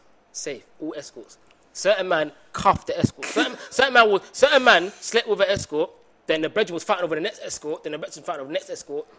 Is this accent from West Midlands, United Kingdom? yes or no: no; London, United Kingdom; we're from London